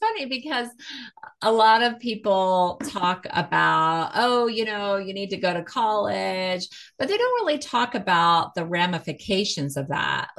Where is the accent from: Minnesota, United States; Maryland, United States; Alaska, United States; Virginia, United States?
Alaska, United States; also born or lived in Los Angeles; now in Lafayette, United States; We moved here just before the pandemic in 2019. So we moved from LA, and I grew up in Alaska. So I'm used to this climate and loved it. And we have family here. So that's what brought us here to Colorado.